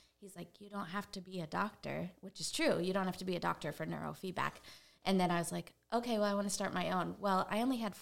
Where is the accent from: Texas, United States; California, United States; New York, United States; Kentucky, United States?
California, United States; San Diego; moved away as an adult; now in Georgia, United States; I am from San Diego, California originally. I live in Georgia now since 07